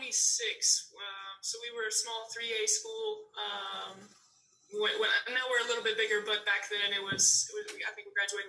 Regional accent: Indianapolis, Indiana, United States; also born or lived in Ukraine; if it wasn't in Indianapolis, I probably don't go for the job, but it's my hometown. I had been away for a while.

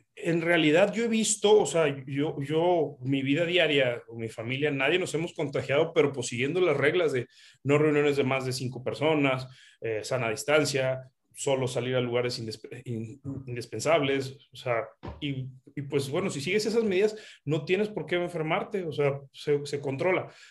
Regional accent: Mexico; somos mexicanos

